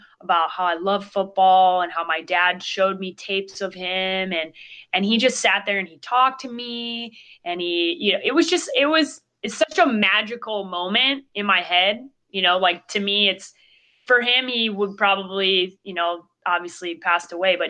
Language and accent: English; Chicago, Illinois, United States; Well, I grew up in Chicago, so that's usually the easiest way to become a Bears fan.